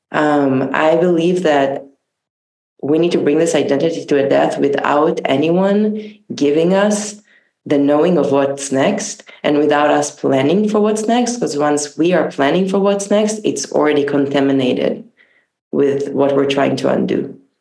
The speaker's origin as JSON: {"language": "English", "town": "Tel Aviv", "region": "Tel Aviv District", "country": "Israel", "tie": "born or raised there", "said": "I grew up in Tel Aviv"}